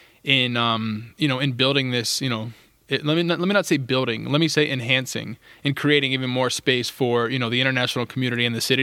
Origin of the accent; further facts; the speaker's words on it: Wheeling, West Virginia, United States; cleats that people had donated from my hometown of Wheeling, West Virginia.